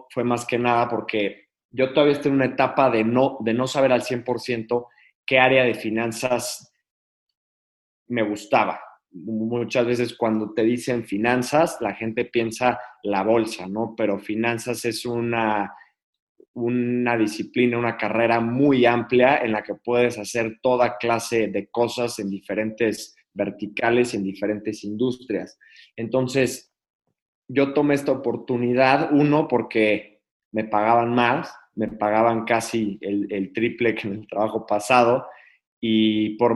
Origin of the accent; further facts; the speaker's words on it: Querétaro, Mexico; Yo soy de Querétaro, pero siempre he vivido en diferentes lugares de la República, por, sobre todo por el trabajo de mi papá.